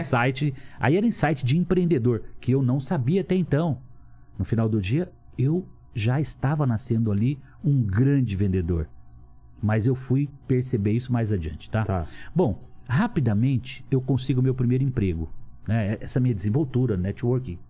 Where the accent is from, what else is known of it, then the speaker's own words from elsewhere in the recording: Lins, São Paulo, Brazil; also born or lived in Cafelândia; nasci em Cafelândia, morando em Lins com 3 anos de idade